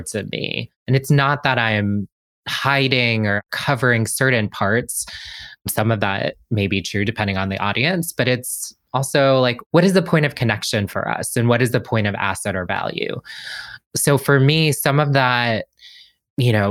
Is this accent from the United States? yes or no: yes; Washington, District of Columbia, United States; I'm from DC. I grew up in DC.